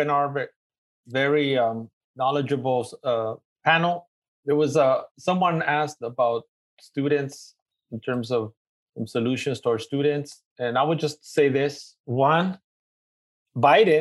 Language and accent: English; Los Angeles, California, United States; accent: East LA; my East LA accent